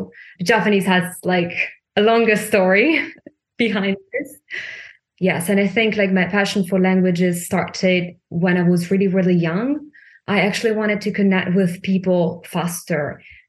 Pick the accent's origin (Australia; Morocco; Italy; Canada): Italy; moved away as an adult; also born or lived in Milan; now in Germany; I'm from Italy